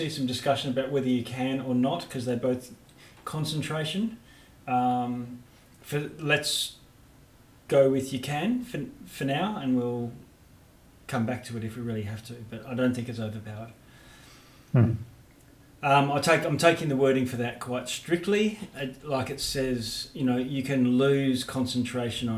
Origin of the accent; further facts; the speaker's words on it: Australia; I'm very Aussie